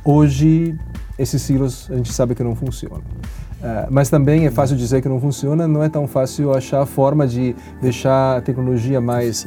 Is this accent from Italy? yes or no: yes; Italy; Portuguese is a second language; now in Brazil; o lugar onde eu nasci, que é a Itália